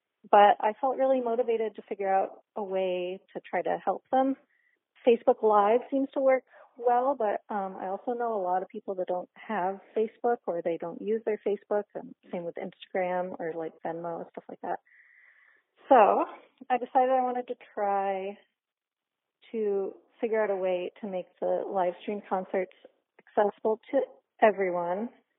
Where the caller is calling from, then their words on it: Boston, Massachusetts, United States; I'm calling from Boston